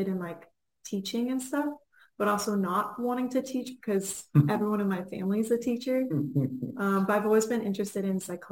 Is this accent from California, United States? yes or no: yes; Inland Empire, California, United States; moved away as an adult; also born or lived in Orange County, California / South Australia; now in Australia; I grew up in California in the Inland Empire, and then I moved to Orange County